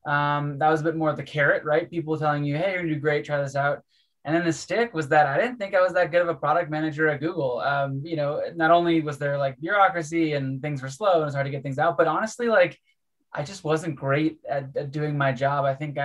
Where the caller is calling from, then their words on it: Salt Lake City, Utah, United States; I'm calling you from Salt Lake City, where I've been doing a little bit of skiing this winter. I'm mostly based in Colorado, but was trying to sneak out to some Utah mountains this week.